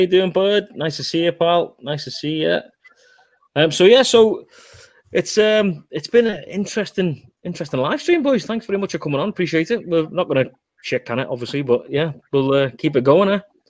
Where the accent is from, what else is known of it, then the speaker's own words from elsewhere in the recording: Liverpool, North West England, United Kingdom; moved away as an adult; now in Canada; I'm from Liverpool. I'm from a massive city back in the UK